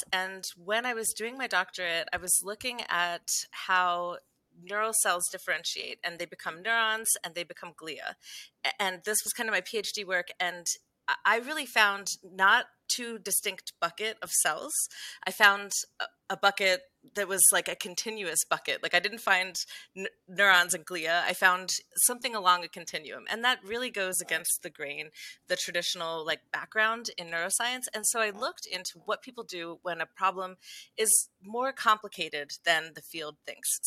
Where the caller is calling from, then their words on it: Las Cruces, New Mexico, United States; I am in sunny, beautiful Las Cruces, New Mexico.